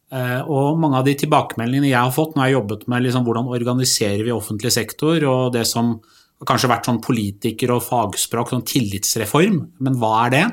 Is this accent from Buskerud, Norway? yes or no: yes; Drammen, Buskerud, Norway; jeg kommer jo fra Buskerud og Drammen